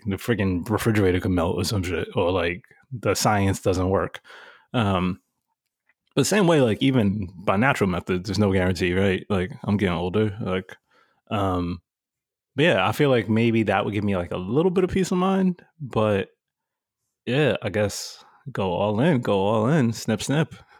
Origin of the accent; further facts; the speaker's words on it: New York City, New York, United States; Growing up in New York City